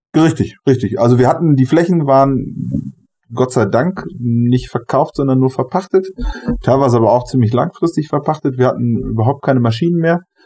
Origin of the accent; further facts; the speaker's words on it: Germany; also born or lived in Brazil / Honduras; weil ich von hier komme und weil ich hier zu Hause bin